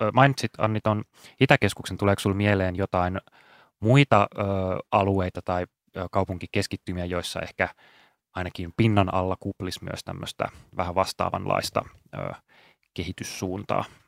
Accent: Espoo, Uusimaa, Finland; moved away; rakas entinen kotikaupunkini Espoo

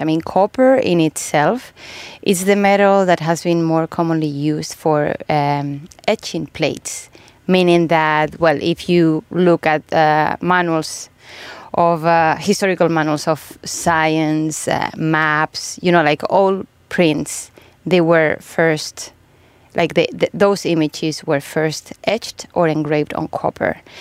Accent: Spain; now in Finland; I'm from Spain

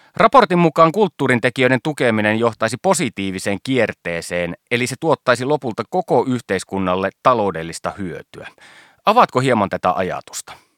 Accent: Savonlinna, South Savo, Finland; Olen itse Savonlinnasta kotoisin

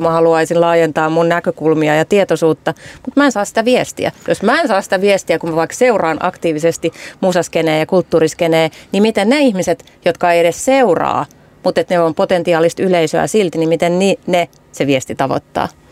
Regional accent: Imatra, South Karelia, Finland; now in Helsinki, Finland; mä oon kasvanut nuorena tyttönä Imatralla.

